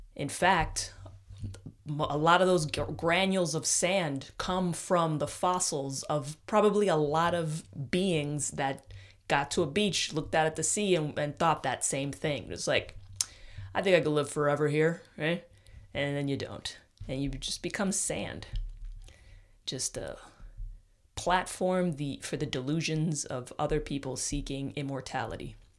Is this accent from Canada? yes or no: no; New York, United States; moved away as an adult; now in Austin, United States; I'm stuck up about being from New York, as all New Yorkers are.